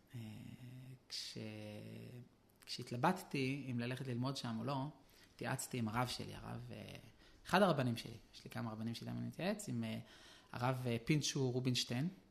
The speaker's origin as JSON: {"language": "Hebrew", "town": "Jerusalem", "region": "Jerusalem District", "country": "Israel", "tie": "born or raised there", "said": "אני נולדתי בירושלים, בשכונת גבעת מרדכי"}